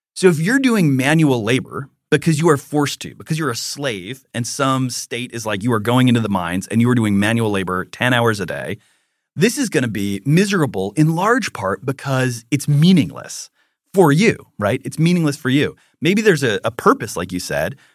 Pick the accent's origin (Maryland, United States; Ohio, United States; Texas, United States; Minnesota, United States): Minnesota, United States; when I was in first grade, I was on the playground and I was playing with a Lutheran because I'm from Minnesota